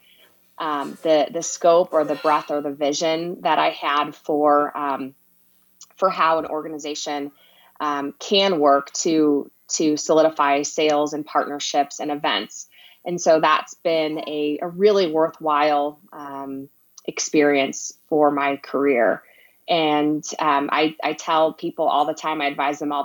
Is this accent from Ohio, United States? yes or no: no; Illinois, United States; now in Reno, United States; I'm from Illinois and cheered for Michael Jordan throughout my childhood